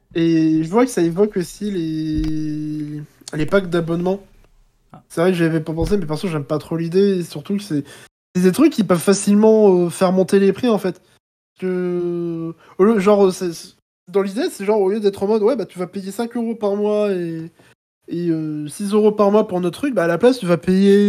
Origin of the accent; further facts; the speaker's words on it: France; je parle en tant que français